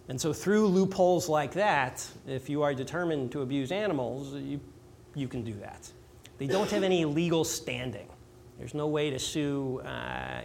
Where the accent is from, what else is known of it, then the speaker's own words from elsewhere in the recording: north suburbs of Chicago, Illinois, United States; I grew up in Illinois, north suburbs of Chicago is where I grew up in the Jewish community there.